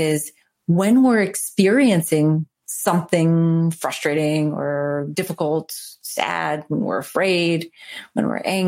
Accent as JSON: {"language": "English", "town": "New Orleans", "region": "Louisiana", "country": "United States", "said": "I'm from New Orleans."}